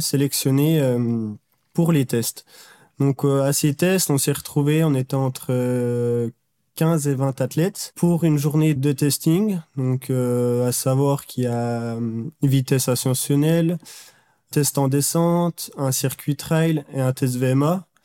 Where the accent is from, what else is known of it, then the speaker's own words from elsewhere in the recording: Jura, Bourgogne-Franche-Comté, France; je viens du Jura et l'académie était basée à Besançon, donc à une heure de chez moi